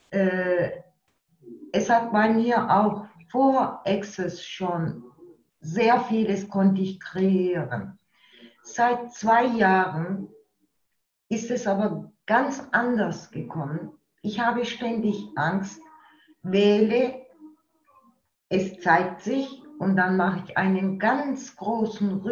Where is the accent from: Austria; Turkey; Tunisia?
Turkey; German is a second language; Hi, ich bin aus der Türkei äh, konnte leider wegen der Arbeitszeiten sehr, sehr selten in den Zoom von Tanja und von euch.